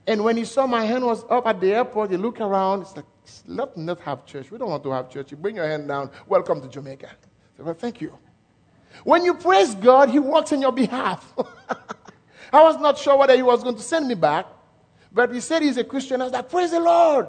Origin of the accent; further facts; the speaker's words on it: Haiti; accent: French; English is a second language; I was born in Haiti